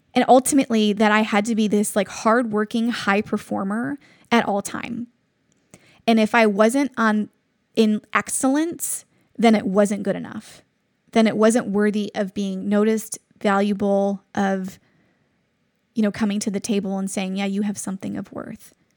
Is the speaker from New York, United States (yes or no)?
yes; Buffalo, New York, United States; moved away as an adult; now in Cleveland, United States; I'm from Buffalo, New York, and I've only been in Cleveland for about eight years now.